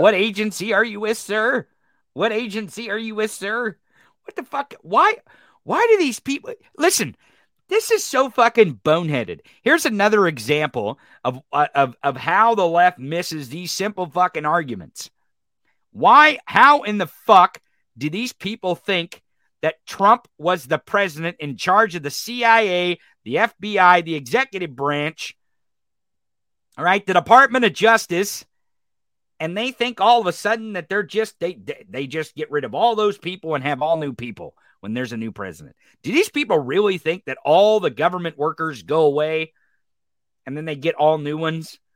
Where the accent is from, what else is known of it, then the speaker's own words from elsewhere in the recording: Missouri, United States; I'm from Missouri